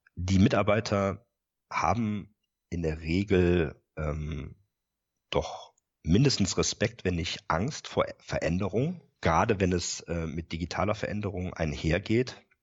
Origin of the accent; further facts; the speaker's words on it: Rhineland, Germany; moved away as an adult; now in Bremen area, Germany; bin gebürtiger Rheinländer